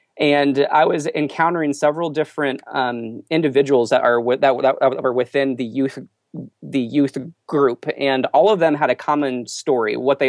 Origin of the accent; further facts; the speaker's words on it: Texas, United States; born there; also born or lived in Missouri / Indiana / California; I kind of grew up all over the U.S. I was born in Texas, and then I lived in Missouri, Indiana, California, kind of all over.